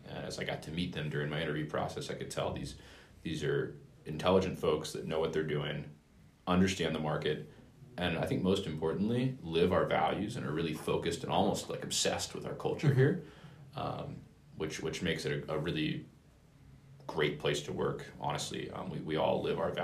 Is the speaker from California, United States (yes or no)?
yes; Bay Area, Silicon Valley, California, United States; growing up in the Bay Area, in the Silicon Valley